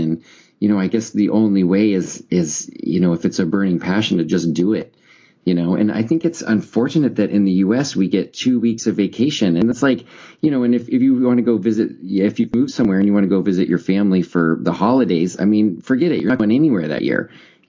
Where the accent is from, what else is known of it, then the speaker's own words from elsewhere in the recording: Florida, United States; I grew up in Florida learning some Spanish, and took Spanish in high school and some in college.